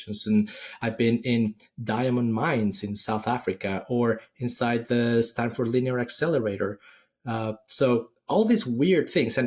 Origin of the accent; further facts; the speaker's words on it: Mexico City, Mexico; moved away as an adult; also born or lived in Silicon Valley; now in Austin, United States; I'm originally from Mexico City. I studied electronics engineering in school